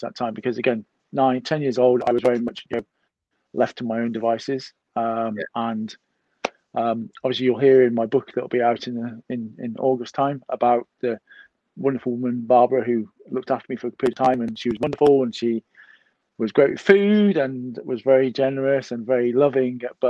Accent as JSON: {"language": "English", "region": "Wales", "country": "United Kingdom", "said": "obviously I'm Welsh"}